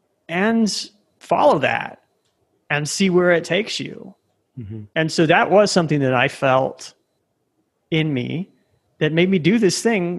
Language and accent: English; Nebraska, United States; moved away as an adult; also born or lived in San Francisco Bay Area / Chicago; now in Medellin, Colombia; I grew up in Nebraska.